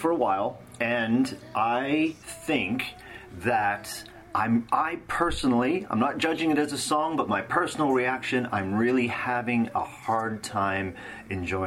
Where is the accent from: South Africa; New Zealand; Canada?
Canada; moved away as an adult; also born or lived in Los Angeles, United States; now in United Kingdom; I'm initially from Canada, and after a decade of living and working in Los Angeles, I now reside in the UK.